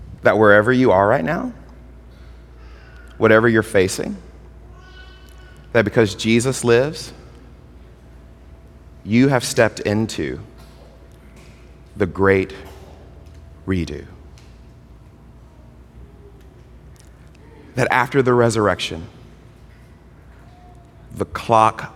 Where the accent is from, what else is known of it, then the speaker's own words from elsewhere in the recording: Mississippi, United States; I was a kid growing up in Mississippi